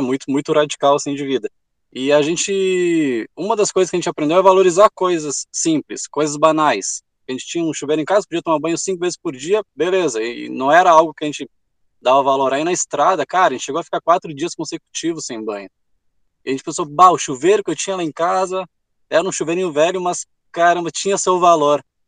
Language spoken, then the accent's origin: Portuguese; Rio Grande do Sul, Brazil; a gente é do Rio Grande do Sul, a gente desceu